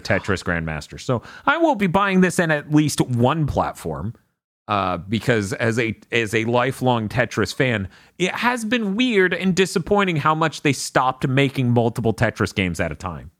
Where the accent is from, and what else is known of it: Niceville, Florida, United States; born or raised there